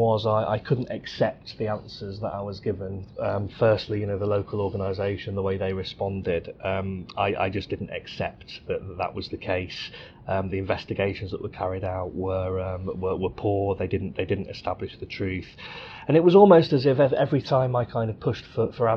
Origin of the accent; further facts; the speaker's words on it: Cosby, East Midlands, United Kingdom; moved away as an adult; also born or lived in Leeds; I was born in the Midlands in a little village called Cosby, where I was brought up.